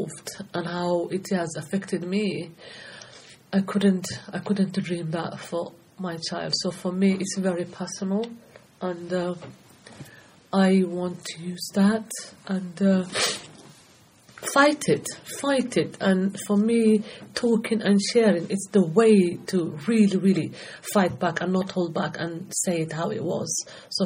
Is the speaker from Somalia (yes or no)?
yes; Somalia; moved away as an adult; now in United Kingdom; I'm originally from Somalia, and I came to UK age of 18.